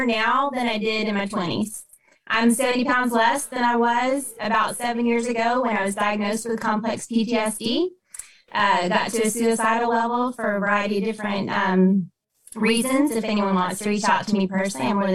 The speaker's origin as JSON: {"language": "English", "region": "Texas", "country": "United States", "tie": "born or raised there", "moved": "as an adult", "lives_now": "Kalamazoo, United States", "said": "I'm native Texan"}